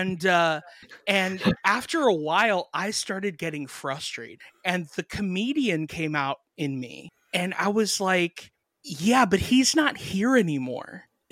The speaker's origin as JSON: {"language": "English", "town": "Miami", "region": "Florida", "country": "United States", "tie": "born or raised there", "said": "I grew up in Miami"}